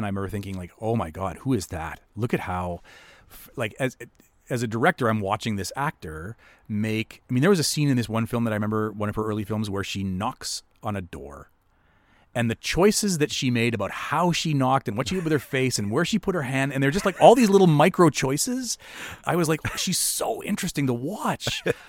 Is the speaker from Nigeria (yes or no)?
no; Winnipeg, Manitoba, Canada; where I talked about growing up in Winnipeg and looking up at the screen and going, I don't see myself and I don't see my town